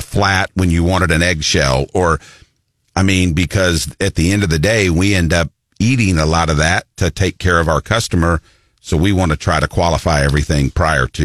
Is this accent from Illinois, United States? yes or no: no; Columbia, Missouri, United States; also born or lived in Florence, Alabama; when I was about three, my mother and I moved to Columbia, and I've been here ever since, which would be 53 years